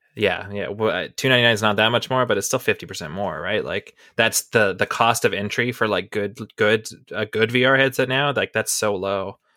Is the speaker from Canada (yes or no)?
yes; Canada; I'm from Canada still